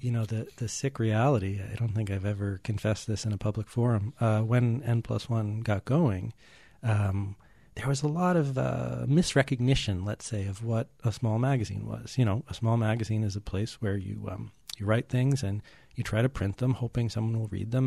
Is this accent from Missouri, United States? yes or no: no; Newton, Massachusetts, United States; I grew up just outside of Boston and Newton, and in those western suburbs